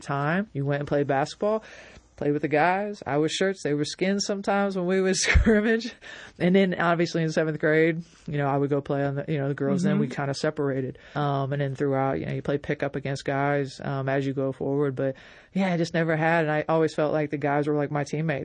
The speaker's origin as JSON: {"language": "English", "town": "Logan", "region": "Ohio", "country": "United States", "tie": "born or raised there", "said": "growing up in Logan, it was fine"}